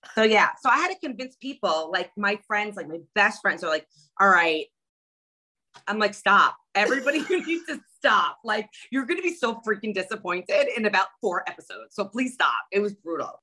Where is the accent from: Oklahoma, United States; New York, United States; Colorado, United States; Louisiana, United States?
New York, United States; I'm from New York